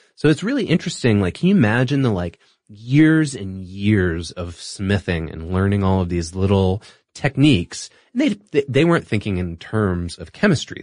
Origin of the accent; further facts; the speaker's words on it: Singapore; moved away; I grew up in Singapore